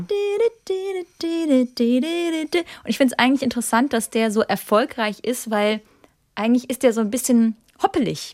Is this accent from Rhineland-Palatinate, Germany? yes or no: yes; Kaiserslautern, Rhineland-Palatinate, Germany; moved away; also born or lived in Baden-Baden; nach Hause fahre in meine Heimat, das ist Kaiserslautern